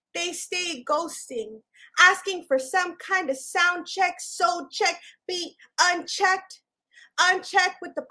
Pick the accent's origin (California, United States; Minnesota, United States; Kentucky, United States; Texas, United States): California, United States; Los Angeles; also born or lived in Chicago; I'm a poet from Boyle Heights, first of all. Raised, not born. I'm originally from the Shy, but they kicked me out when I was a baby